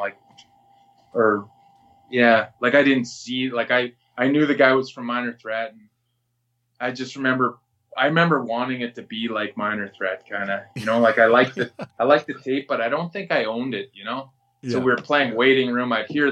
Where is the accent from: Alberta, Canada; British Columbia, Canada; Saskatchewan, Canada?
Saskatchewan, Canada; Regina; I'm from the North End of Regina